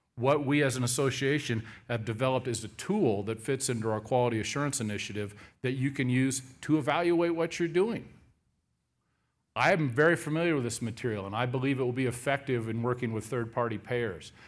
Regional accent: Seattle, Washington, United States; I'm born and raised in the Seattle area

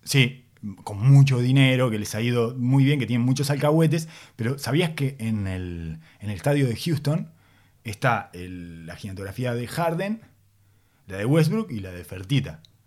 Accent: Uruguay; accent: Uruguayan; first language Spanish (Uruguayan); tengo demasiado metido adentro el uruguayo, mi lengua materna

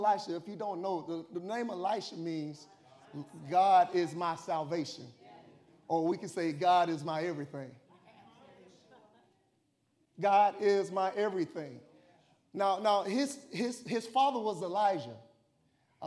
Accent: Tallahassee, Florida, United States; moved away; I came from Tallahassee, and I came from this, we was in the housing projects, and they had something called Tallahassee Housing Authority

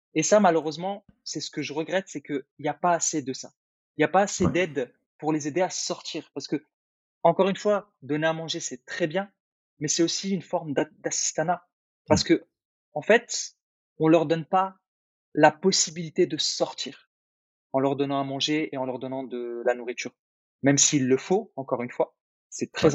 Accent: Algeria; moved away; moi, je suis né en Algérie, donc en Afrique. Et, heu, et je me rappelle quand j'étais gamin, on n'avait pas grand-chose

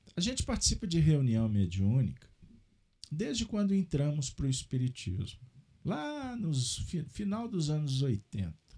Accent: Minas Gerais, Brazil; como um bom mineiro

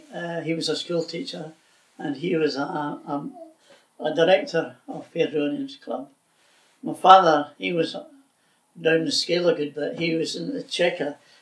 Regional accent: Airdrie, Scotland, United Kingdom; born or raised there

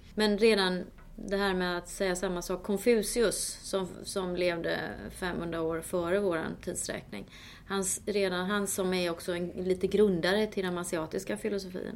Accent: Småland, Sweden; moved away; jag kommer ju från Småland

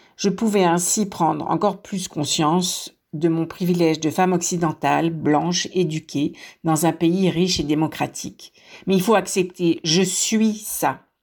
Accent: France; moved away; je suis née en France. Mon accent me trahit.

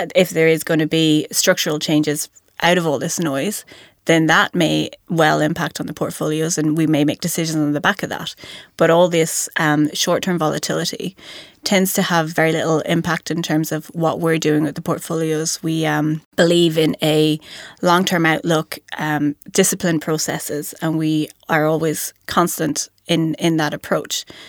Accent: County Mayo, Connacht, Ireland; moved away as an adult; also born or lived in Dublin, Ireland; now in New Zealand; I grew up on the West Coast from, uh, in a county called Mayo

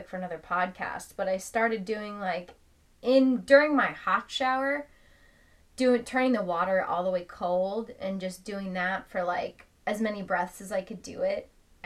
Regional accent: Ireland; I'm Irish.

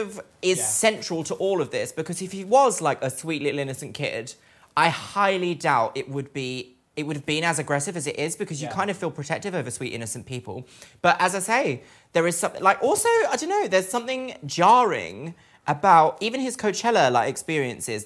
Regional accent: Brighton, South East England, United Kingdom; I grew up in Brighton, which is meant to be like gay capital of the UK

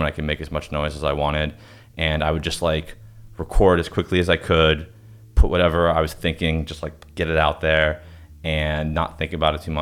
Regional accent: Pittsburgh, Pennsylvania, United States; moved away; I was living at home. I'm from Pittsburgh. I was living at home in my parents' basement.

